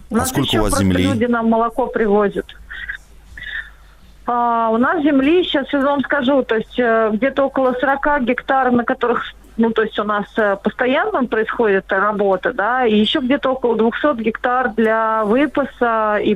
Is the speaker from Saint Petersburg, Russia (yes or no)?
no; Moscow, Russia; moved away as an adult; now in Tula Oblast, Russia; Мы вообще москвичи. Мы, мы вообще коренные москвичи. Мы переехали в деревню